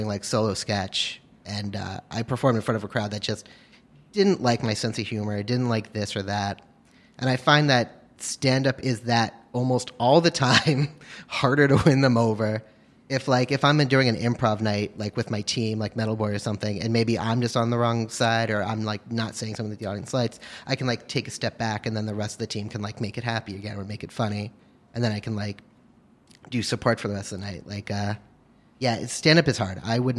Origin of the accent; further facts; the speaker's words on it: Hastings-on-Hudson, New York, United States; I'm from Hastings on Hudson.